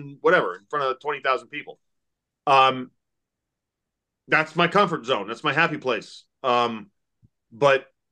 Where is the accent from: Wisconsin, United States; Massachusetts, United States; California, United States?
Massachusetts, United States; moved away as an adult; now in Kentucky, United States; I grew up in Massachusetts. Yeah, I live in Kentucky now